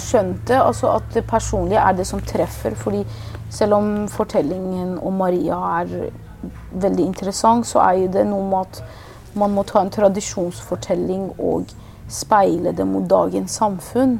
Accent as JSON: {"language": "Norwegian", "region": "Oslo", "country": "Norway", "tie": "born or raised there", "also_born_or_lived": "Iran", "said": "Både om min barndom i Iran, om min flukt, mm. om oppveksten i Oslo"}